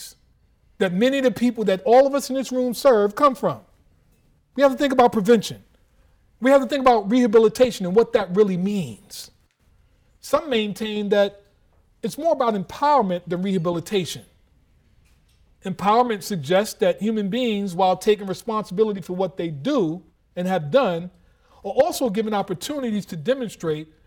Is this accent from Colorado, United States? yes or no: no; New York City, New York, United States; I'm from New York City